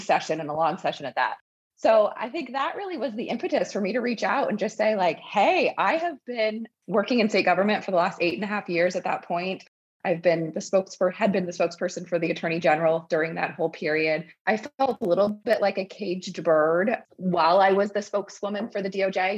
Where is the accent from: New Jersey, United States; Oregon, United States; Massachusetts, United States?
Oregon, United States; Eugene; growing up in Eugene, just kind of small town vibes